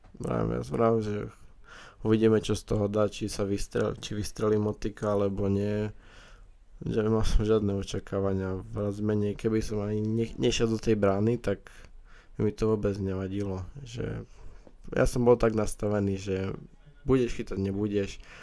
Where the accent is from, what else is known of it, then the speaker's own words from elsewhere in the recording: Trebišov, Košice Region, Slovakia; moved away; že som z Trebišova